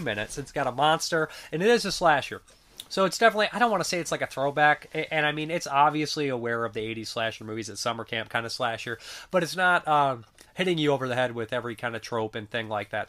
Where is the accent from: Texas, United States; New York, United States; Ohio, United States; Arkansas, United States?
Ohio, United States; I'm from Ohio